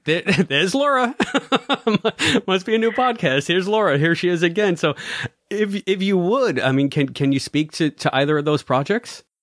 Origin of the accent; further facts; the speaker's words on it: New York City, New York, United States; I'm straight out of the Bronx